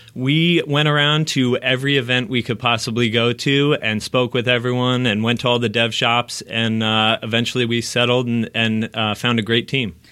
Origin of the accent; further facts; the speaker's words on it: outside New York, United States; moved away as an adult; now in Los Angeles, United States; I actually grew up outside New York